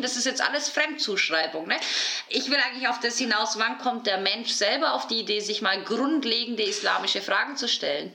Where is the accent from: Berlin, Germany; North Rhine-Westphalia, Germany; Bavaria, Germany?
Bavaria, Germany; also ich komme ja aus Bayern